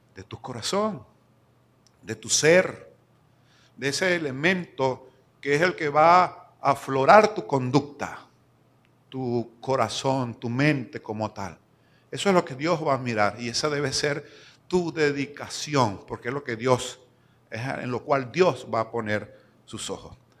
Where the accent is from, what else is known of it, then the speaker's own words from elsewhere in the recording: Lara, Venezuela; also born or lived in Venezuelan Andes (born) / Maracaibo, Zulia; now in San Cristóbal, Venezuela; larense de crianza, o sea, me considero guaro pelado, criado en Lara